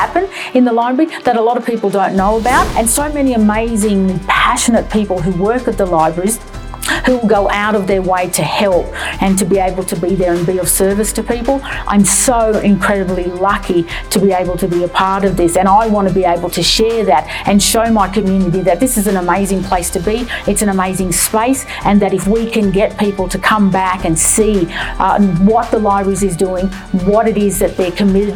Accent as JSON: {"language": "English", "town": "Dubbo", "region": "New South Wales", "country": "Australia", "also_born_or_lived": "Bourke, New South Wales", "moved": "yes", "lives_now": "Canberra, Australia", "said": "I'm originally from Dubbo, New South Wales, and Barkindji from Bourke, and I've lived here on Ngunnawal country for well over 30 years"}